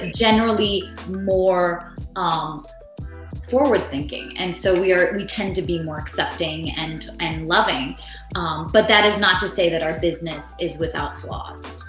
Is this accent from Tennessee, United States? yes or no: yes; Nashville, Tennessee, United States; also born or lived in Montreal, Canada / Raleigh, North Carolina; I grew up in Nashville mainly, like the place that I was the most was in Nashville, Tennessee, and before that it was Raleigh, North Carolina